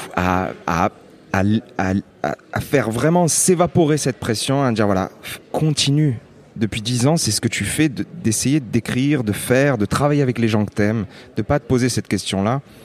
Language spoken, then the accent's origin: French; Lunel, Occitania, France; also born or lived in Nîmes; je, viens euh, d'une petite ville qui s'appelle Lunel